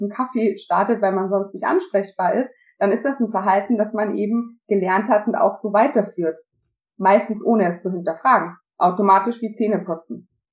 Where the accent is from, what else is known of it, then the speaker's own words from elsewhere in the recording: Austria; now in Germany; ich bin Österreicherin